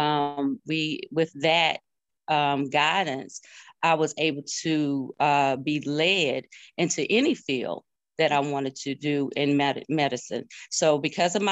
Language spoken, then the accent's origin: English; Lancaster, South Carolina, United States; We're from Lancaster, South Carolina